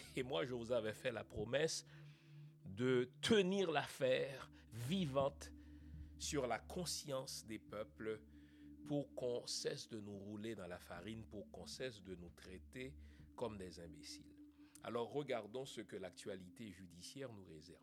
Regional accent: Haiti; en tant qu'haïtien, en tant que noir, en tant qu'humain

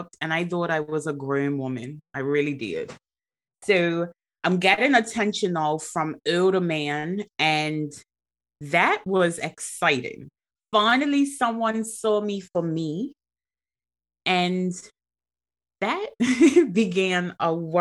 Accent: Bermuda; now in England, United Kingdom; born and raised in Bermuda

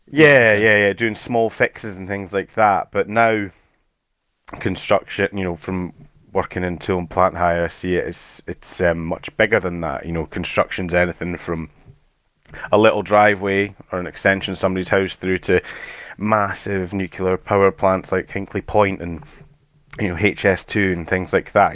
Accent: Edinburgh, Scotland, United Kingdom; accent: Scottish; so I'm from Edinburgh in Scotland, so we we don't have too it's not too much of a strong Scottish accent

